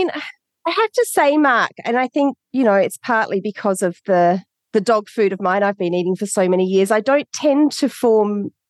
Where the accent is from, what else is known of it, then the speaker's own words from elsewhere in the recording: Adelaide, South Australia, Australia; born there; I was born in Adelaide, Australia. Very, very blessed to be born in Australia.